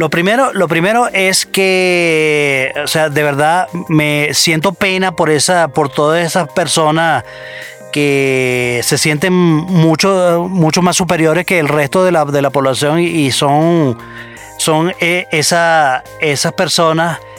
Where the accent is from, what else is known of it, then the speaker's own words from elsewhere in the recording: Venezuela; soy venezolano.